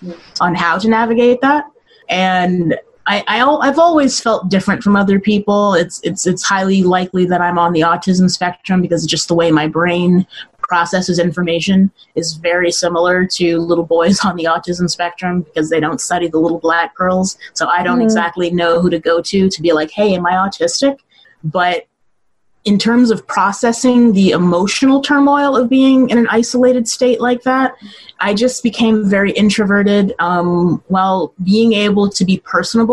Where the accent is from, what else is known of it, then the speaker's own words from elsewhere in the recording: Mesa, Arizona, United States; also born or lived in Los Angeles, California; I mostly grew up here. I was born in Los Angeles, and I lived there till I was about 5 or 6 years old. And then my family moved to Mesa